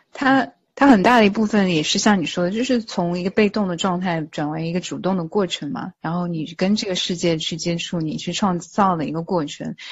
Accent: China; also born or lived in Texas, United States; now in United States; 我们中国人

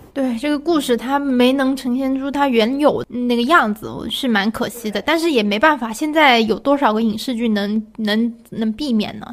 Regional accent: Guangdong, China; 我只代表我们广东，我们广东人是不吃饺子的

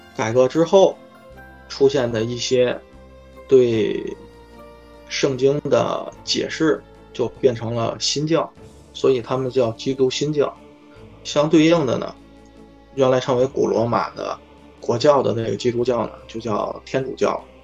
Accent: Tianjin, China; 当时我二十多岁嘛，我说从天津来的

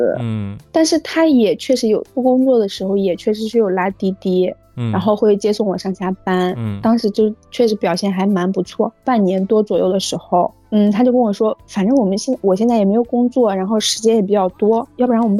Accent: Shanxi, China; now in Beijing, China; 我们老家，我是山西的，从北京到山西

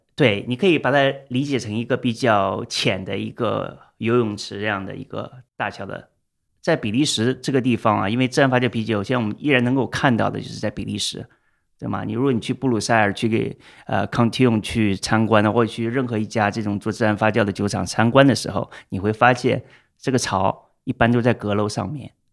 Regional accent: China; moved away; also born or lived in Shanghai; 我们中国人

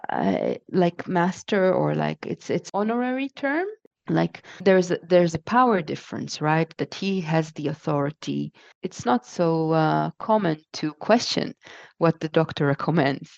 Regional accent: Israel; moved away as an adult; also born or lived in Japan / Connecticut, United States; now in Leiden, Netherlands; I was born in Israel, and then I spent most of my life there, and uh, until I was 28

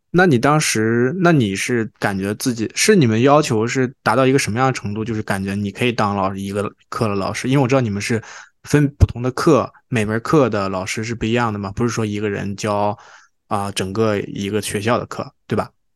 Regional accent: China; now in Toronto, Canada; 我们当时小时候在国内上初中、高中

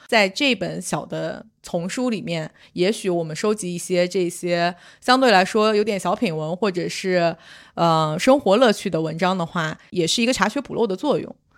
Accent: Jining, Shandong, China; moved away; 我们家乡那里其实是有名的这个蒜香，就是蒜香

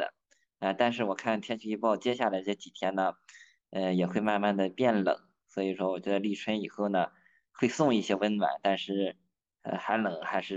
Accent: Yantai, Shandong, China; 我是在我的老家烟台做生态苹果的种植，

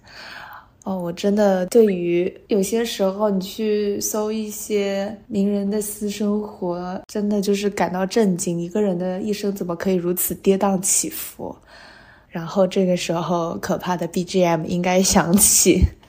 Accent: Hangzhou, Zhejiang, China; 因为我是杭州人嘛

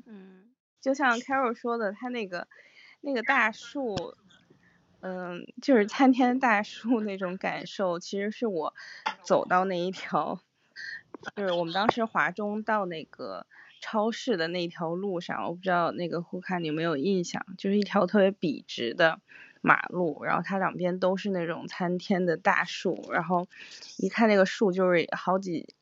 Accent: Harbin, Heilongjiang, China; moved away; also born or lived in Singapore; 然后我们两个是哈尔滨嗯，东北的

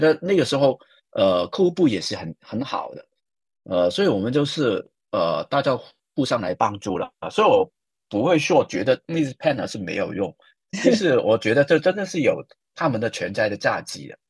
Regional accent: Hong Kong; accent: Hong Kong-accented Mandarin (港普); Chinese is a second language; also born or lived in Shanghai; 我的口音应，听应该也听出来是港普嘛，就是从香港来

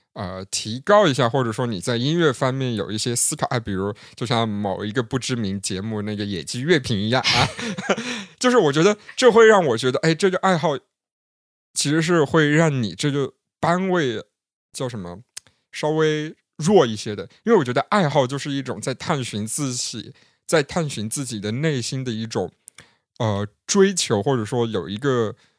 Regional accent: Yunnan, China; accent: southern; 有很多人能明显听出那个我的南方口音，甚至有人直接听出了我是云南人

